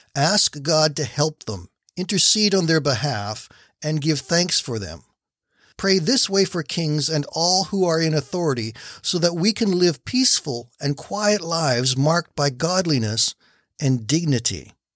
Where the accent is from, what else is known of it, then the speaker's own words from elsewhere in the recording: Canada; I am a Canadian